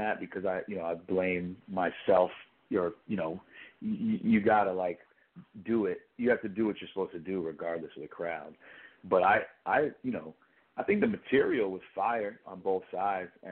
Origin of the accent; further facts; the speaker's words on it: New York, United States; I'm from New York, so that there's something about it that feels comfortable, you know, the slang that people use